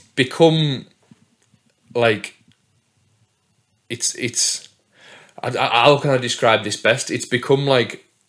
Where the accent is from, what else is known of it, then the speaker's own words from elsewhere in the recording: Whitehaven, North West England, United Kingdom; Well, I'm from Whitehaven, obviously.